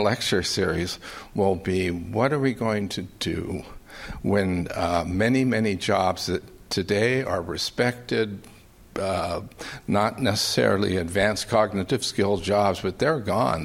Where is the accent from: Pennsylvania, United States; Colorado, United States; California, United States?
California, United States; They can probably tell from my accent that I'm not a Southerner, I'm a Californian